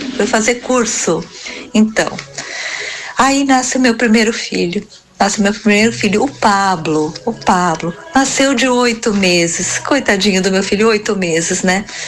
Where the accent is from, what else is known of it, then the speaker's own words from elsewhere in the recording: Imigrante, Rio Grande do Sul, Brazil; eu sou do município de Imigrante